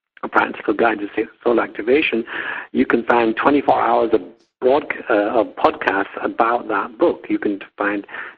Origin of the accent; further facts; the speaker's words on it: England, United Kingdom; moved away as an adult; also born or lived in United States; I've been living in my original homeland in England.